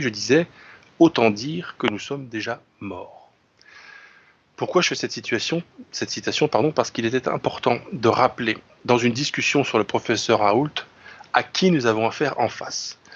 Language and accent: French; France; je suis un français enraciné